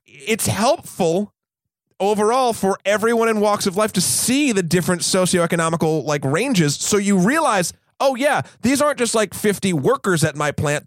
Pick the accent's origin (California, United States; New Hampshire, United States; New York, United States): New Hampshire, United States; Amherst; I grew up in Amherst, New Hampshire, which is a very affluent place